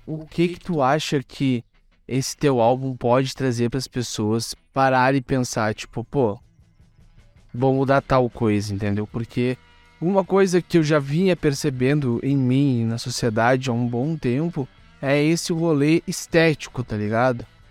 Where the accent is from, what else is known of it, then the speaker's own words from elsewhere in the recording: Porto Alegre, Rio Grande do Sul, Brazil; sou de Porto Alegre